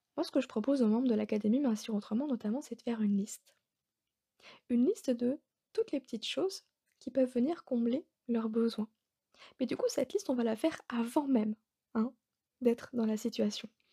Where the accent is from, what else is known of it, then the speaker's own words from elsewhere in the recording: Alsace, Grand Est, France; now in Bordeaux, France; je suis bordelaise, mais de base, je suis alsacienne